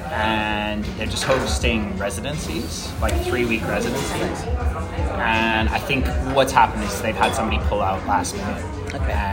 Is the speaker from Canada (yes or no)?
yes; Canada; moved away as an adult; also born or lived in Vancouver, Canada / Europe; now in Melbourne, Australia; I'm from Canada, so I yes we have to take French compulsory for like a very long time.